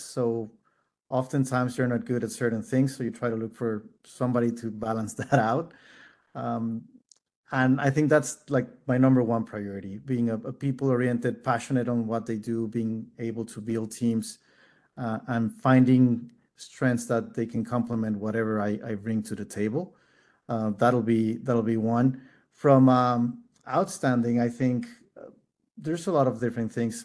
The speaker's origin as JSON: {"language": "English", "region": "Mexico City", "country": "Mexico", "tie": "born or raised there", "also_born_or_lived": "Netherlands", "said": "being born and raised in Mexico City"}